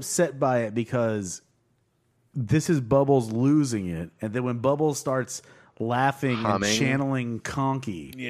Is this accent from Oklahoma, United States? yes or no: yes; Oklahoma, United States; we're from Oklahoma.